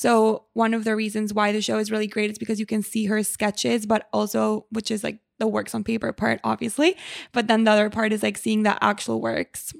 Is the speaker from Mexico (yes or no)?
yes; Mexico; moved away; I grew up in Mexico